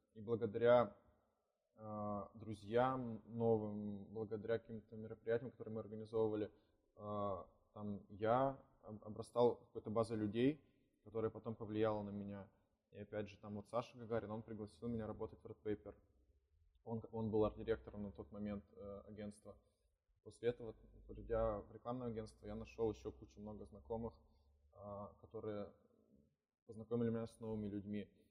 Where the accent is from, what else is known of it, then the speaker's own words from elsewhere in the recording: Kirovgrad, Sverdlovsk Oblast, Russia; also born or lived in Nevyansk; now in Yekaterinburg, Russia; Я родом сам из Кировграда, это Свердловская область